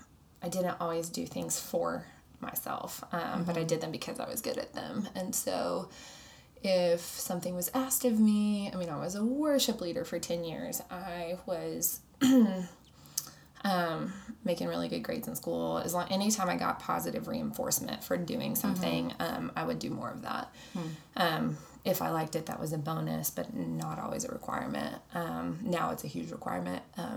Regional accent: Arkansas, United States; now in Dallas, United States; I live here in Dallas. Down the street with my two dogs. And I grew up in Arkansas. And so Dallas is fairly new. I've been here for 5 years.

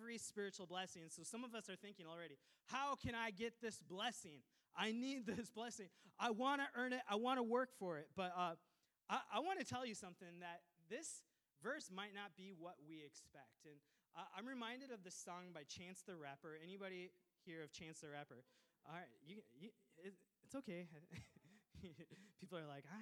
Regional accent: Minnesota, United States; I was raised in Minnesota from an immigrant family

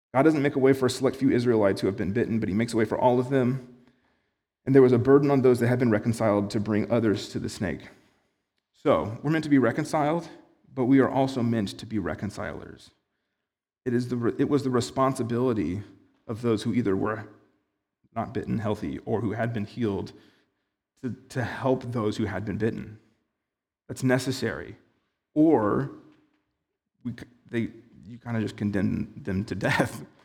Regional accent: United States; as an American

